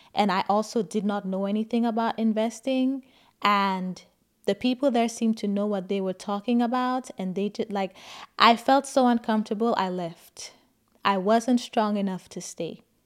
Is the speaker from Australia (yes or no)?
no; St. Lucia; moved away as an adult; now in United States; I grew up in Saint Lucia